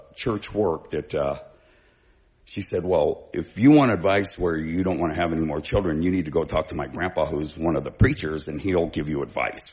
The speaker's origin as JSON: {"language": "English", "area": "Bay Area", "region": "California", "country": "United States", "also_born_or_lived": "Vancouver, Washington / Battle Ground, Washington", "moved": "as an adult", "lives_now": "Oregon, United States", "said": "I was from the Bay Area originally"}